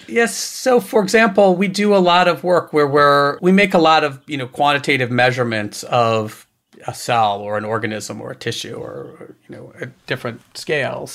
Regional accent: Maryland, United States; also born or lived in Boston, Massachusetts; we moved from Boston when I was a kid down to Maryland

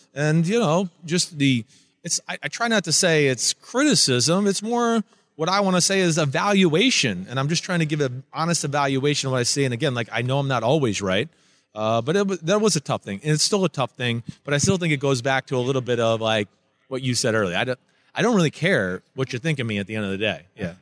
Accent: New Jersey, United States; I grew up in New Jersey, where we're full of jerks and, you know, up yours and shut the F up.

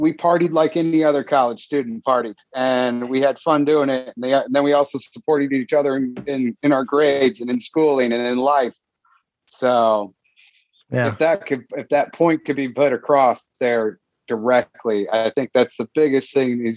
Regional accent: Indiana, United States; also born or lived in Cincinnati, Ohio; grew up from third grade on here in Indiana

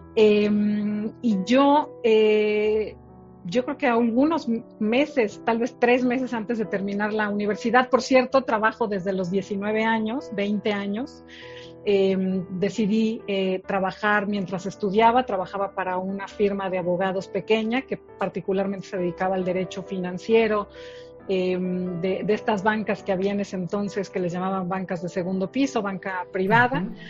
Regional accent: Mexico City, Mexico; ¿de dónde soy originaria? Soy de la Ciudad de México. Nací eh, acá en, la ciudad, eh, aquí y aquí sigo

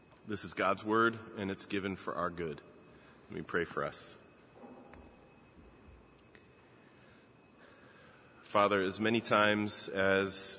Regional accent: Baltimore, Maryland, United States; my hometown in Baltimore

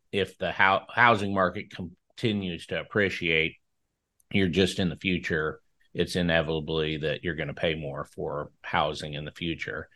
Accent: Franklin, Nebraska, United States; born or raised there

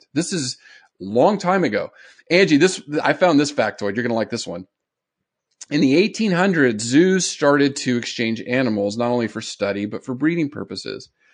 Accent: San Diego, California, United States; I grew up in Southern California in San Diego

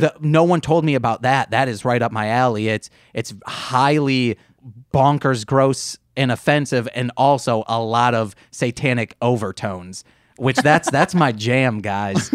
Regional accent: Muskegon, Michigan, United States; we're from Michigan, Muskegon, Michigan

